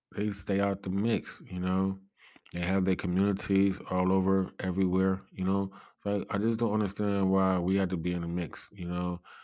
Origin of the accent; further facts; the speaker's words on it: Cleveland, Ohio, United States; I come from Cleveland, Ohio